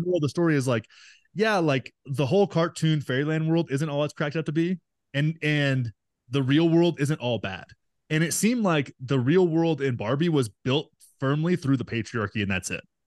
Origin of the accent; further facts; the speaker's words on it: Graham, Texas, United States; moved away as an adult; also born or lived in Los Angeles; my hometown of nine thousand people in Texas, in Graham, Texas, little oil and cattle town